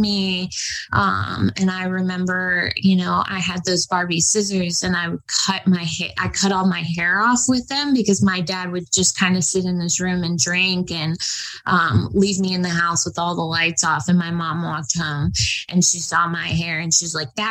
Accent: New York City, New York, United States; moved away; also born or lived in Florida / Los Angeles, California; I was born in New York City in 1990. I lived in Manhattan on the Upper East Side

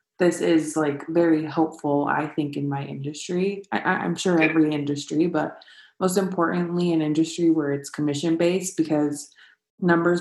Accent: Escondido, California, United States; I played for Escondido, to begin with, at FC Heat.

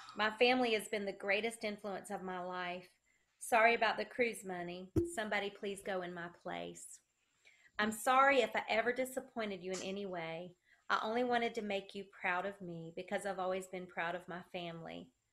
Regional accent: South Carolina, United States; accent: country

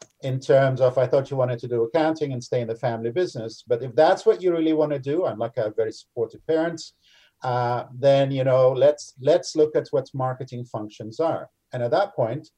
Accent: Canada; being Canadian

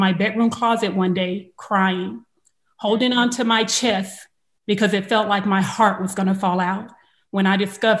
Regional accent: Los Angeles, California, United States; I'm from South Central LA. I am straight from the hood

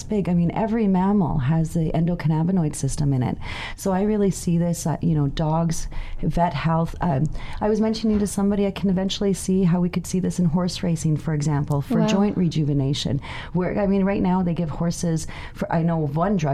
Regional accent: Vancouver, British Columbia, Canada; I'm from Vancouver

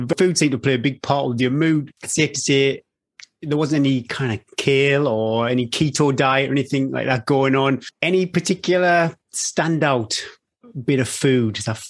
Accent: United Kingdom; being a Brit

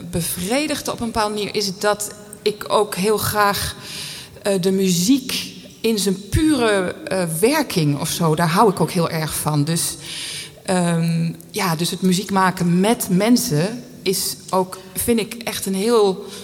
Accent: Geldermalsen, Gelderland, Netherlands; Ik ben opgegroeid in Geldermalsen. En eh, daar zat ik op de drumband.

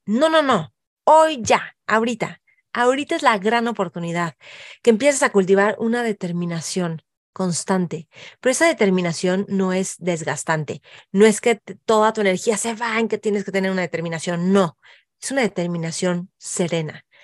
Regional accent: Mexico; nosotros como mexicanos

